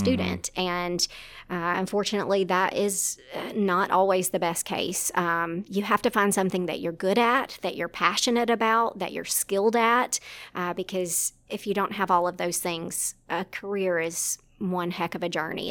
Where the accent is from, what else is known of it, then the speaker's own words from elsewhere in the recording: South Arkansas, United States; moved away as an adult; now in Ruston, United States; originally from South Arkansas